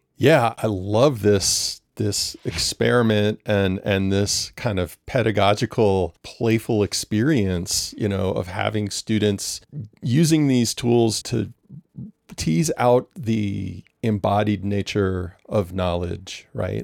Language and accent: English; New Orleans, Louisiana, United States; I'm from New Orleans